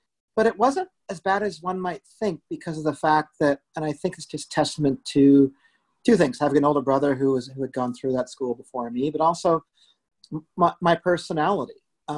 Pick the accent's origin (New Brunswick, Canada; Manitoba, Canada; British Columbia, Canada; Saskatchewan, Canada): British Columbia, Canada; Vancouver; also born or lived in Scarborough / Toronto / Guelph / Banff; So I was born in Scarborough. We lived in downtown Toronto. We lived in Guelph. We lived in Banff, Lake Louise, Alberta, and settled in Vancouver, where I lived for over 20 years and did high school there